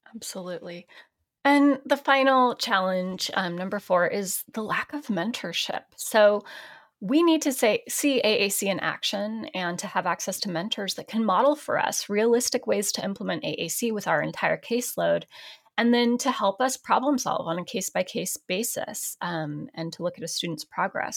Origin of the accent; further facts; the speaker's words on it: Portland, Oregon, United States; Portland, my hometown